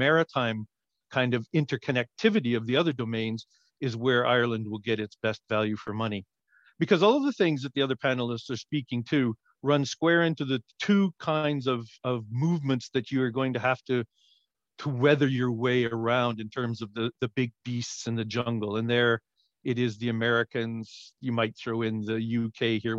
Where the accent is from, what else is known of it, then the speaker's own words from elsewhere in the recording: Canada; as a Canadian